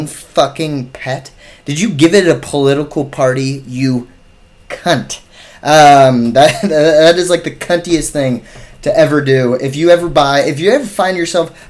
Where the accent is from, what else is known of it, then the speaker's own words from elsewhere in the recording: United States; we're American